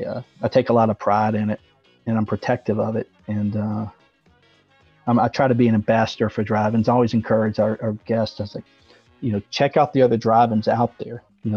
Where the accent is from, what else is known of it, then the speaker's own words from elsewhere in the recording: Mississippi, United States; moved away; also born or lived in Virginia / Pennsylvania; I'm originally from Mississippi, and then we moved up to Virginia, and then I actually graduated high school. Fun fact for all you Pennsylvania folks, I graduated high school in Westchester, Pennsylvania.